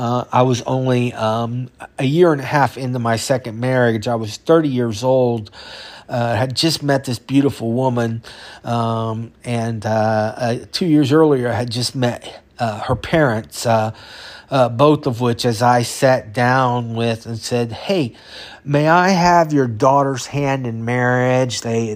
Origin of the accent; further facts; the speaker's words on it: California, United States; I learned about fatherhood in California. I learned about growing up in California.